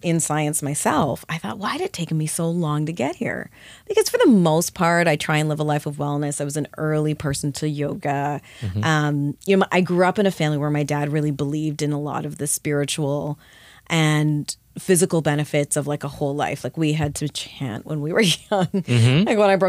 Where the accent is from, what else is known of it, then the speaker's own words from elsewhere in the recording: Canada; I grew up in Canada.